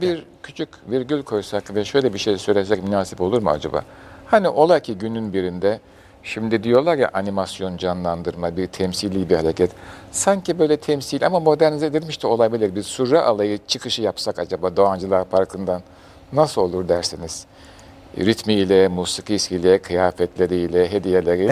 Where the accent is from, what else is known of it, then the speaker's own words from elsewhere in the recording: Istanbul, Turkey; Bayezid'de doğdum, Soğanağa'da, e, orada bir ilk mektebe başladım.